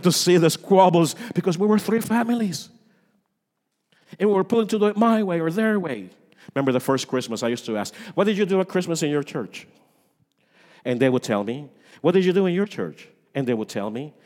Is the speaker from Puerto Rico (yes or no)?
yes; Puerto Rico; moved away; I come from Puerto Rico